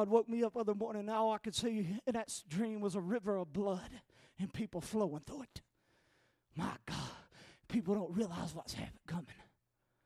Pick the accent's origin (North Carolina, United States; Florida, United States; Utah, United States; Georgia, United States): North Carolina, United States; I'm not from Pennsylvania. I'm from North Carolina